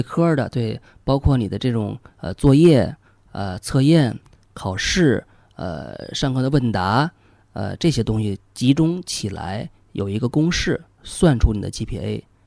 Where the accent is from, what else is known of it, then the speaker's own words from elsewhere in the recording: China; 我们中国人跟美国人都非常讲究的那个德语